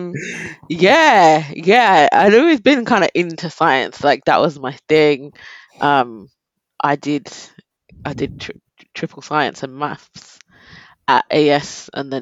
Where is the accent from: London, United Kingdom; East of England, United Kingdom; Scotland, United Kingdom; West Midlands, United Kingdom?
London, United Kingdom; I'm from South London, Croydon specifically.